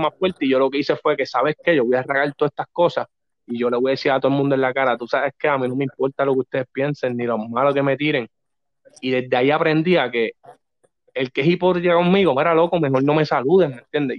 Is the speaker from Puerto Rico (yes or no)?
yes; Corozal, Puerto Rico; also born or lived in New York; nací en Nueva York, soy como tú, de allá afuera. exacto. Eh, pero me crié toda mi vida en Dos Bocas, Barrio Dos Bocas uno en Corozal.